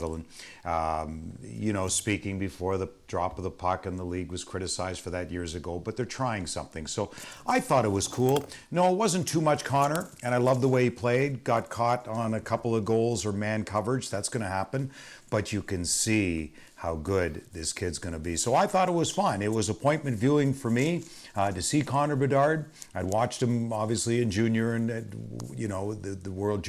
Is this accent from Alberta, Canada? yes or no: no; Toronto, Ontario, Canada; moved away as an adult; now in Detroit, United States; growing up in Toronto